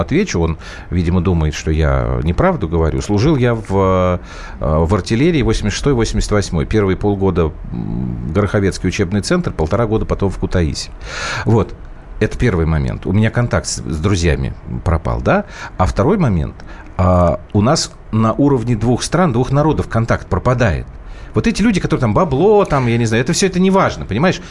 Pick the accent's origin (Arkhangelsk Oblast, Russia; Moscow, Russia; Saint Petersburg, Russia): Moscow, Russia; я был один москвич.